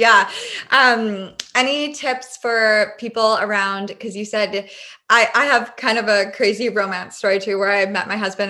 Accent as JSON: {"language": "English", "town": "Victoria", "region": "British Columbia", "country": "Canada", "said": "I'm from Victoria, BC. So we met, and I stayed out there for 4 months with him, and he had another place, and then we moved here. So now we're in Victoria, and we just moved into a new place."}